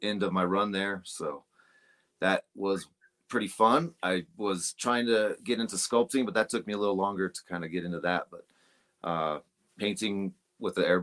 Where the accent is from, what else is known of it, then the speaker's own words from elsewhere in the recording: Greeley, Colorado, United States; also born or lived in Kersey, Colorado; I'm from Colorado. I'm from Greeley